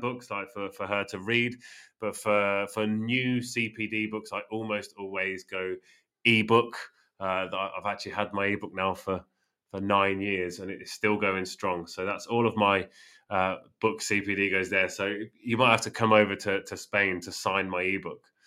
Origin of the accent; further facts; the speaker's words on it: Northampton, East Midlands, United Kingdom; moved away; my hometown in the UK